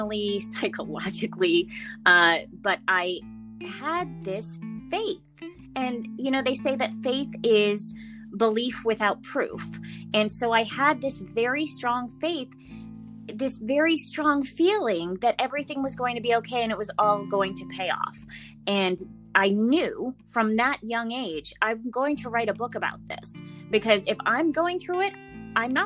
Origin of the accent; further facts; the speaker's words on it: Middletown, Connecticut, United States; moved away as an adult; now in Los Angeles, United States; I'm originally from Connecticut, Middletown, Connecticut. I moved out here right after college.